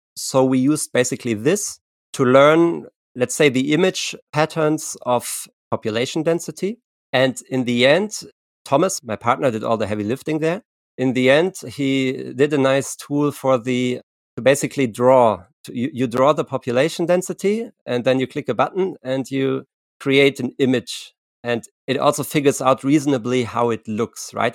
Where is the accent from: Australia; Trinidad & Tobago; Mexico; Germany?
Germany; I'm from I'm from Germany.